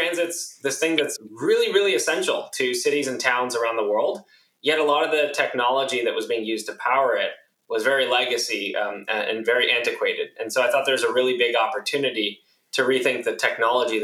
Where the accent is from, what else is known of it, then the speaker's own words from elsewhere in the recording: San Diego, California, United States; moved away as an adult; now in San Francisco, United States; I was born and raised in San Diego